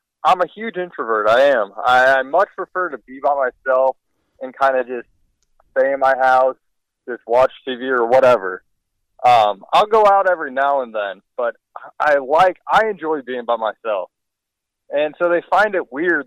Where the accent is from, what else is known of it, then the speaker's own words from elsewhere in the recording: St. Louis, Missouri, United States; I'm from St. Louis, born and raised